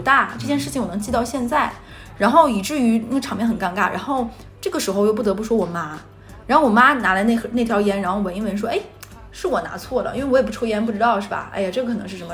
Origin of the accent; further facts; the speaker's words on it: Northeast China, China; 在我们东北的话，基本上你带回家的女生就是要结婚的